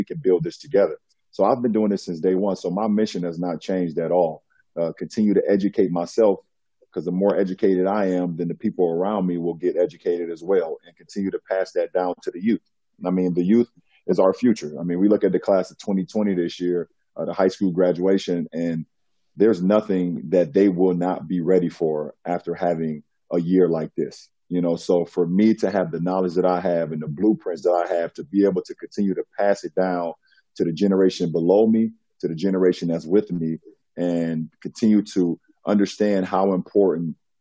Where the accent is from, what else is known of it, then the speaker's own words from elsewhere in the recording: United States; as a Black man growing up in America